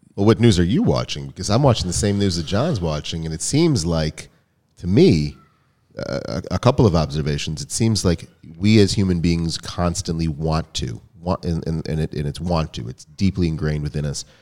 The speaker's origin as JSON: {"language": "English", "country": "United States", "tie": "born or raised there", "said": "growing up in America"}